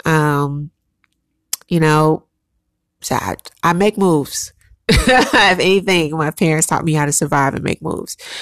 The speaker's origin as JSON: {"language": "English", "town": "Chicago", "region": "Illinois", "country": "United States", "tie": "born or raised there", "also_born_or_lived": "New York", "moved": "as an adult", "said": "I am a strong, resilient, hustling black woman because I grew up in Chicago."}